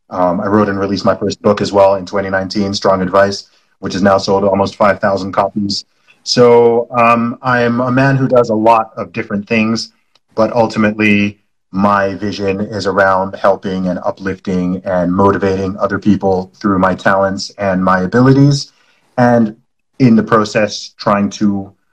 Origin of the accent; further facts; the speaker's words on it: Saudi Arabia; also born or lived in United Kingdom; I was born in the UK. I'm British by nationality. I know I don't sound it. That's because I grew up in the Middle East in Saudi Arabia.